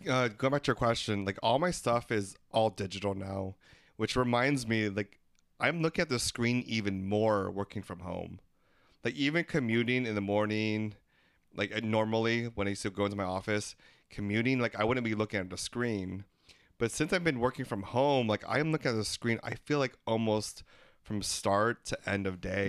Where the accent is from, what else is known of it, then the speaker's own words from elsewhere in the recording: Philippines; We're three Filipino gay guys